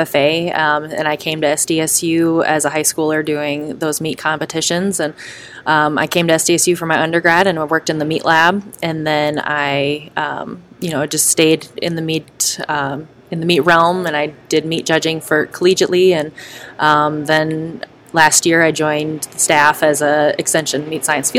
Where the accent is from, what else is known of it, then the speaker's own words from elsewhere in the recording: southwest Minnesota, United States; I grew up on a purebred Red Angus operation in southwest Minnesota